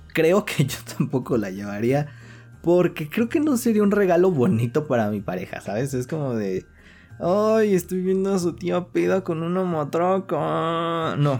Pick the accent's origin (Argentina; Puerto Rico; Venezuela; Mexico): Mexico; aquí en México